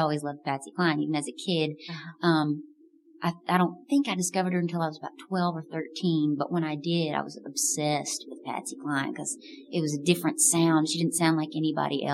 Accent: Clarksville, Tennessee, United States; now in Nashville, United States; I grew up in Clarksville, which is just up the road

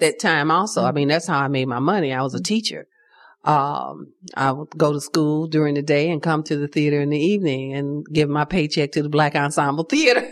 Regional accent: Chicago, Illinois, United States; I grew up in Chicago in the Cabrini Green projects

